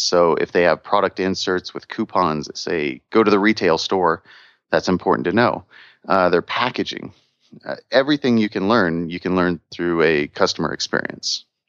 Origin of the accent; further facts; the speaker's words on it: Missouri, United States; moved away; I'm from Missouri originally